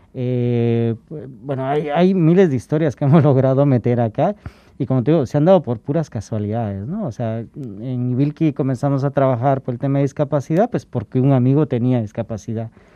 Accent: Guatemala; moved away as an adult; now in Spain; De donde soy originario

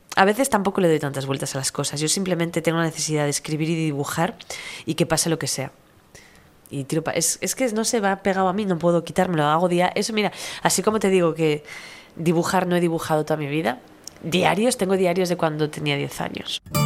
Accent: Vitoria, Basque Country, Spain; moved away; yo, yo soy de Vitoria

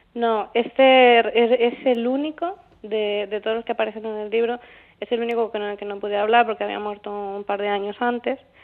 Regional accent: Ciudad Real, Castilla-La Mancha, Spain; cuando yo era pequeña y, vivía en es un pueblecito de Ciudad Real

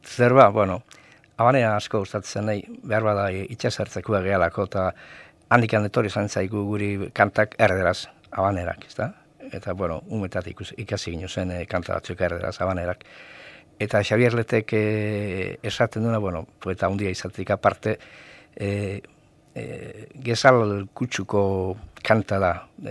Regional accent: Zumaia, Basque Country, Spain; zu maiarra

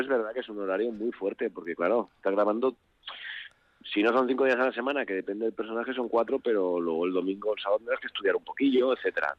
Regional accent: Asturias, Spain; que somos los, los asturianos

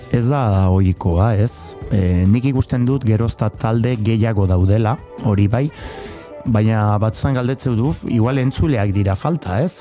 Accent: Labourd, Nouvelle-Aquitaine, France; ni lapurtarra naiz eta ala sentitzen naiz

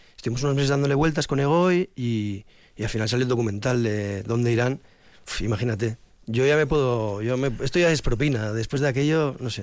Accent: Vitoria-Gasteiz, Basque Country, Spain; moved away; somos de Vitoria, llevamos mucho tiempo fuera

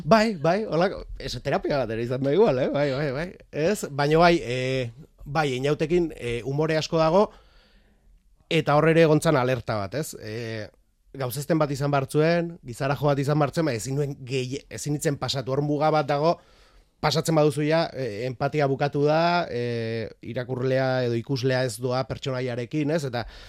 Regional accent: Beasain, Basque Country, Spain; behin Beasaindarra naiz

